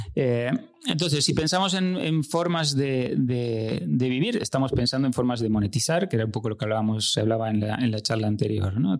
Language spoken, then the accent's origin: Spanish; Uruguay; moved away as an adult; also born or lived in Barcelona; now in Spain; nací en Uruguay, y llevo en España desde 2001, hace unos 20 años